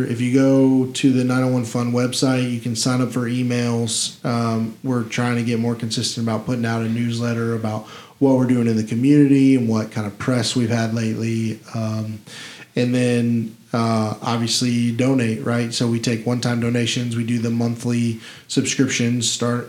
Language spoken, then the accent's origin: English; Memphis, Tennessee, United States; I'm very, very proud to be from here. I don't ever tell anyone I'm from Tennessee. I'm from Memphis.